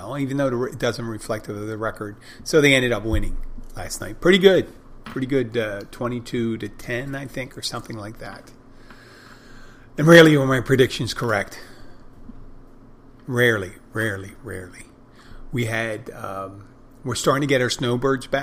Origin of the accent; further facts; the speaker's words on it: Philadelphia, Pennsylvania, United States; now in Key Largo, United States; I come from Philadelphia